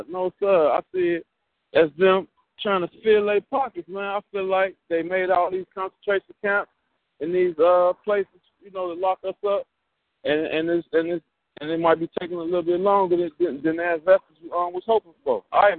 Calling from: Chicago, Illinois, United States; from Chicago, God.

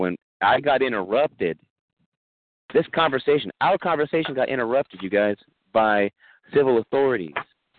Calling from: California, United States; I'm actually calling from California, the state of California

